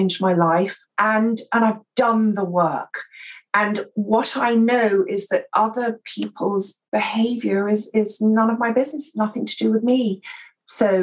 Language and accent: English; England, United Kingdom; accent: received pronunciation